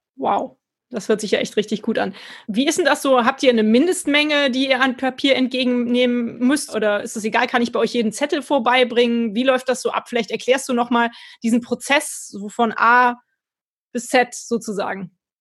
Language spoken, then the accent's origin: German; Cologne, North Rhine-Westphalia, Germany; als Kölner